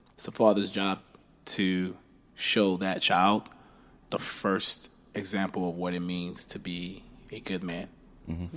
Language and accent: English; Baltimore, Maryland, United States; also born or lived in Liberia; Went through the war with that situation, came to America, grew up in Baltimore